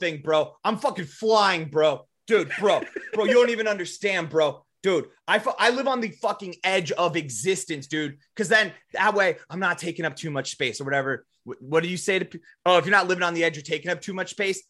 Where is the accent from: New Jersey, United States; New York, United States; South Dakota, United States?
South Dakota, United States; we're from South Dakota. We grew up in the shadow of Mount Rushmore